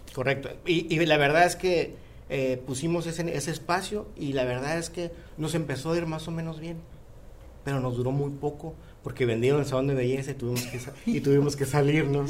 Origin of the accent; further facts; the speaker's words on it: Mexico; now in United States; el equipo somos mexicanos orgullosamente